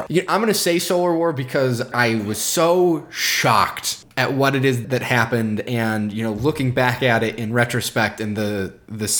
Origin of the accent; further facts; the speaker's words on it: Chicago, Illinois, United States; first language English; now in Wisconsin, United States; I'm from Chicago